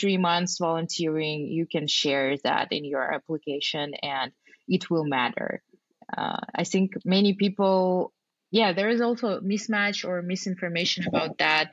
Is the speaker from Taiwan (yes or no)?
no; Kazakhstan; moved away as an adult; also born or lived in New York, United States; I'm from Kazakhstan